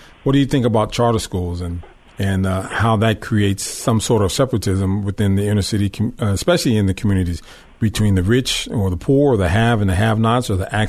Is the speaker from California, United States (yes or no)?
yes; Long Beach, California, United States; I'm from Long Beach.